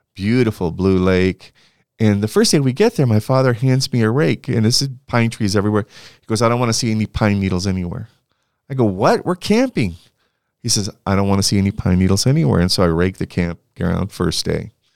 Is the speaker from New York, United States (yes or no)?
no; Santa Barbara, California, United States; I grew up in Santa Barbara, California